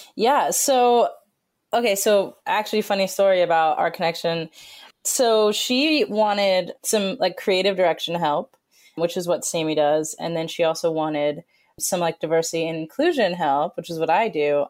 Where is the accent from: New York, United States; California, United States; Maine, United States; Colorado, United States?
Colorado, United States; I grew up in Colorado